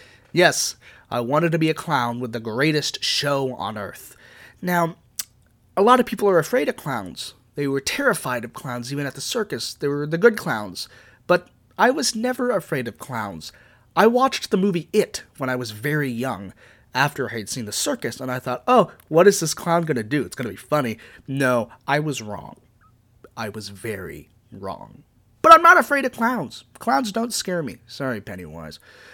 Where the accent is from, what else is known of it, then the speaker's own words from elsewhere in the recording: Virginia, United States; Where I'm from, well, I'm from good old Virginia. I grew up in Northern Virginia